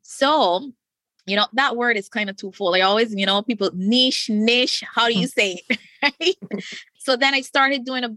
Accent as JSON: {"language": "English", "country": "Barbados", "said": "I live in the Caribbean. I'm from Barbados."}